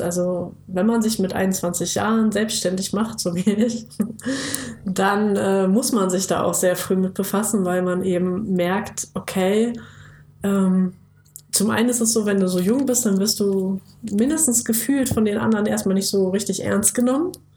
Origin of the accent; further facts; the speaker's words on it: Bad Pyrmont, Lower Saxony, Germany; now in Jüchen, Germany; ursprünglich aus Bad Pyrmont, das ist so eine kleine, beschauliche Kurstadt äh, in der Nähe, ganz, ganz grob in der Nähe von Hannover. Da wurde ich geboren